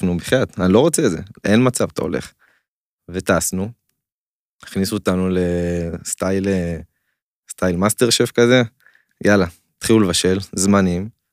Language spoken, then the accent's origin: Hebrew; Israel